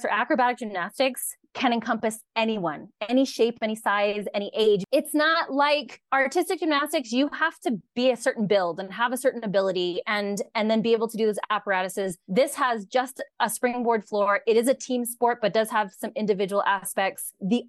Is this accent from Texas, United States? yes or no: no; California, United States; And I am the one who will go, well, I'm from California.